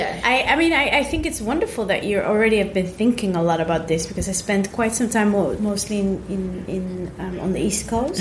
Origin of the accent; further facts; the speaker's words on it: Netherlands; growing up in the Netherlands